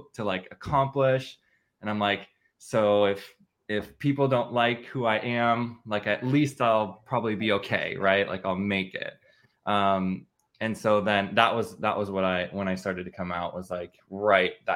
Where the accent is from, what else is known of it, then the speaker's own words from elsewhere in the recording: Midwest, United States; I grew up in the Midwest.